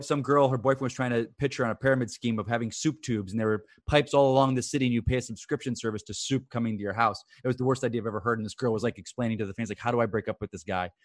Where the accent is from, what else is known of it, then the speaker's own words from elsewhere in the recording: Florida, United States; also born or lived in New York; I was raised in Florida